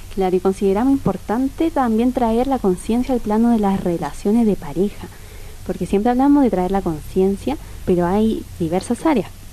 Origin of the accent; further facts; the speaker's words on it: Chile; moved away as an adult; now in Argentina; yo soy chilena